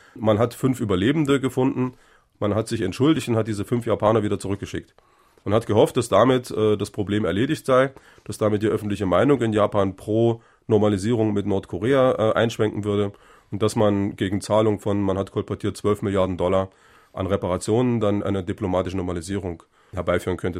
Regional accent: Germany; Ich bin in der DDR geboren, für mich war die Bundesrepublik immer Ausland

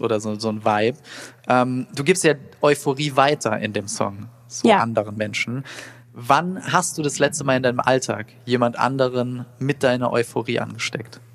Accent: Saarland, Germany; Ich bin aus dem Saarland

